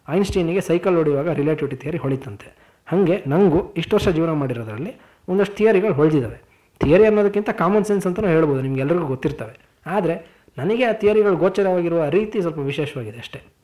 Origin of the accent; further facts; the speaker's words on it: Koppa, Karnataka, India; ನಮ್ಮ ಊರು ಕೊಪ್ಪ ಇದೆಯಲ್ಲ ಅದು ಮಂಗಳೂರಿಂದ ದಾವಣಗೆರೆಗೆ ಹೋಗೋ ದಾರಿಯಲ್ಲಿ ಬಹುತೇಕ ಮಧ್ಯದಲ್ಲಿ ಬರುವಂಥ ಊರು